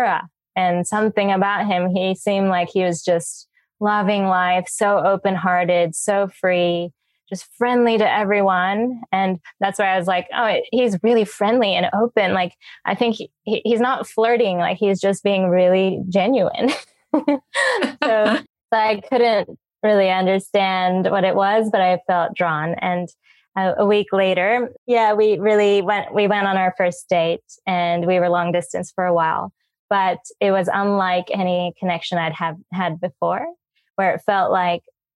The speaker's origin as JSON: {"language": "English", "country": "United States", "moved": "yes", "lives_now": "Bali, Indonesia", "said": "I'm originally from America, living in Bali."}